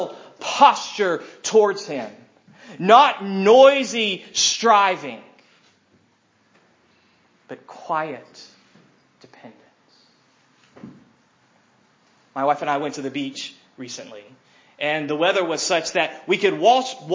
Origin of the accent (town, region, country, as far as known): United States